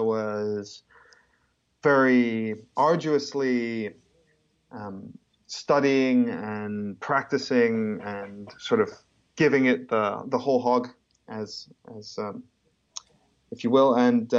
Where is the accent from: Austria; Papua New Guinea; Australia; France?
Papua New Guinea; I was born and raised in New Guinea. And then I moved around quite a lot. I lived in nine countries because of my parents' job